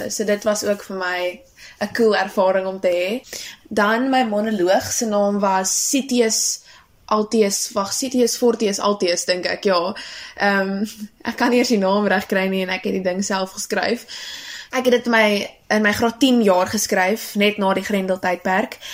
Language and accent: Afrikaans; Bethlehem, Free State, South Africa; now in Durbanville, South Africa; ek kom van Durbanville. Eintlik oorspronklik kom ek van 'n klein dorpie met die naam Bethlehem in die Oos-Vrystaat.